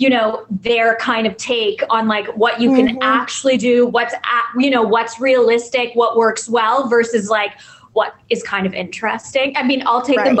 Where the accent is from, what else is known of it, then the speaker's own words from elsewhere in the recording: Canada; moved away as an adult; also born or lived in New York / Toronto; I'm Canadian